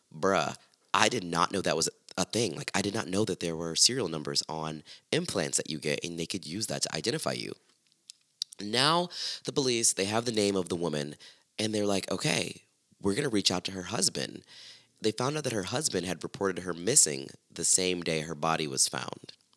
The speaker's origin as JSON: {"language": "English", "town": "Largo", "region": "Florida", "country": "United States", "tie": "born or raised there", "said": "Largo, Florida, where I'm from"}